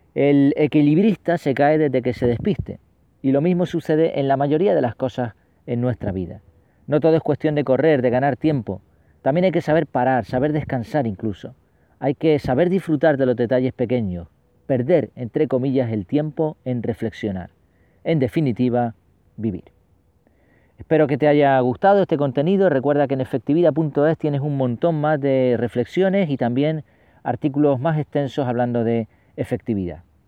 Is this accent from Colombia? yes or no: no; Spain; los que tenemos ya ciertos años y nacimos aquí en España